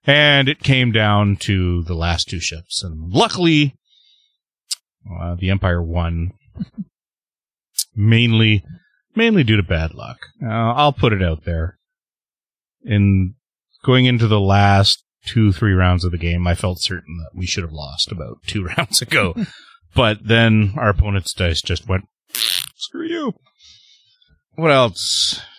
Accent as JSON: {"language": "English", "country": "Canada", "said": "I'm the Canadian"}